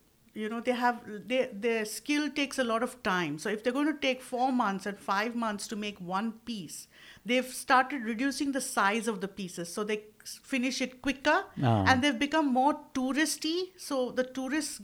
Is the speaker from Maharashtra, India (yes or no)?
yes; Maharashtra, India; I am primarily from Maharashtra, so exposed a lot to Marathi. I'm born, brought up in that area